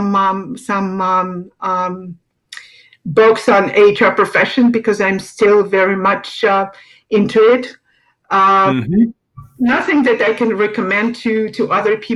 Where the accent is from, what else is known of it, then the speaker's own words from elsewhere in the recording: Moscow, Russia; moved away as an adult; also born or lived in Europe; now in Naples, United States; I was born in Moscow, Russia, and worked most of my life in Russia and in Europe.